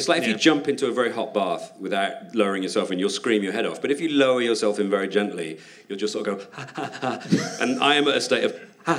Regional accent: United Kingdom; And as a Brit over there, I just eat everything I can

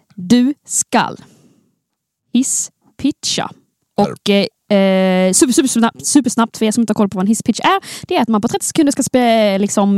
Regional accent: Skåne, Sweden; accent: Scanian (skånska); snacka så mycket skånska det bara går

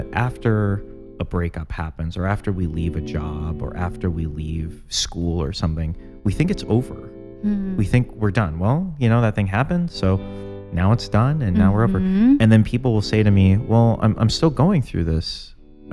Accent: Chicago, Illinois, United States; as a Chicagoan

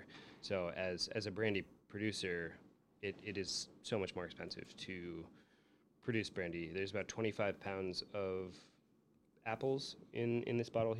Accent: Minnesota, United States; born or raised there; now in Chicago, United States

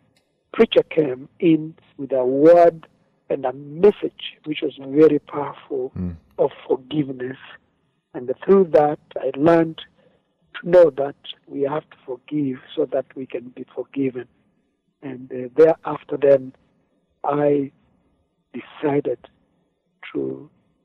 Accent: Machakos County, Kenya; I come from Africa, Kenya, but of course in Machakos County

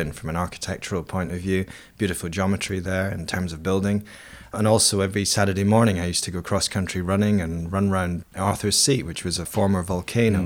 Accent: Edinburgh, Scotland, United Kingdom; I grew up in Edinburgh, in Scotland, which is a city built on seven volcanoes.

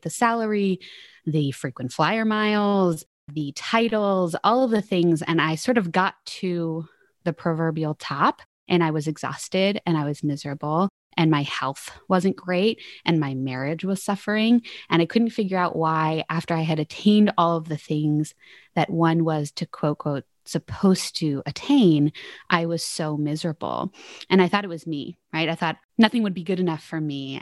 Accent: Philadelphia, Pennsylvania, United States; I'm originally from Philadelphia, Pennsylvania.

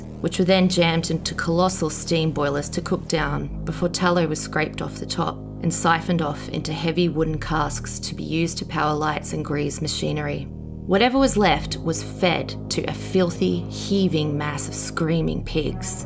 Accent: Queensland, Australia; I'm from Queensland in Australia

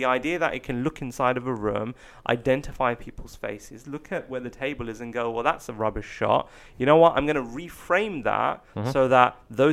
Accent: England, United Kingdom; being English, being British

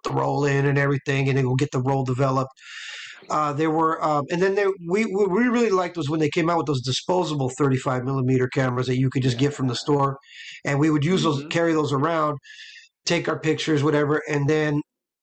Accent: Los Angeles, California, United States; I grew up in LA, you know, the child of an LA story

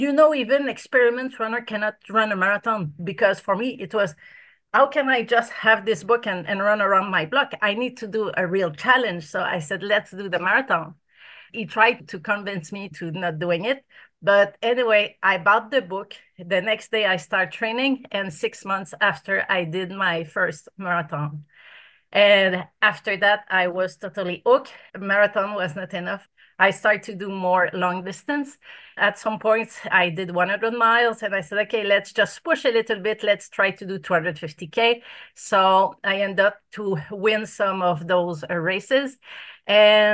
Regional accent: Canada; now in Australia; I'm from Canada

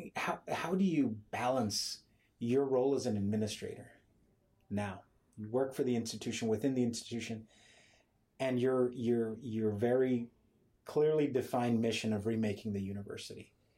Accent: Elsa, Texas, United States; I'm from Elsa

